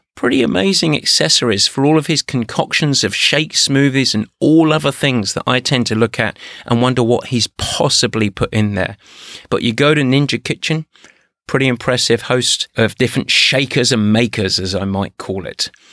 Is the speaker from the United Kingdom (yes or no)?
yes; England, United Kingdom; moved away; I'm English